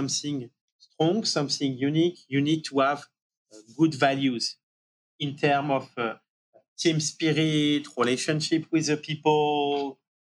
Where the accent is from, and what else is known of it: Marseille, Provence-Alpes-Côte d'Azur, France; born or raised there; accent: French; English is a second language; moved away as an adult; also born or lived in Paris, France; now in New York, United States